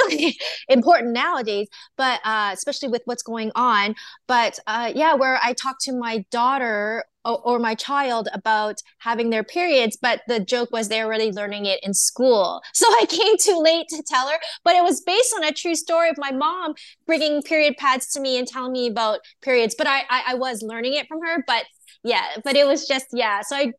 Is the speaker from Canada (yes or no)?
yes; Canada; born there; Even though I was born in Canada, I'm Chinese and Japanese, so I try to incorporate some of my culture into it